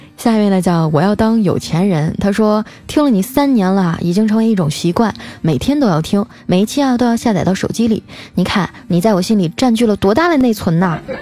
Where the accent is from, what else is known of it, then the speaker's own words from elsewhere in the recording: Harbin, Heilongjiang, China; 我老家哈尔滨